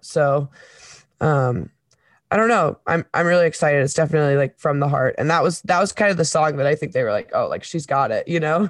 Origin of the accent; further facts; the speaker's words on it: Webster Groves, Missouri, United States; also born or lived in Saint Paul, Minnesota; when I was ten, I moved from Saint Paul, Minnesota to Webster Groves, Missouri